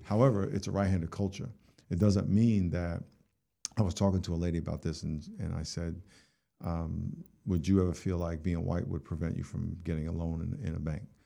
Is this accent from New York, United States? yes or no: yes; New York, United States; I grew up in New York and, uh, grew up in a black neighborhood